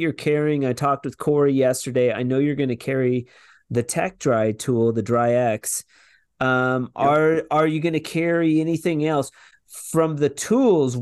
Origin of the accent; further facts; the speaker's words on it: New Mexico, United States; I'm from New Mexico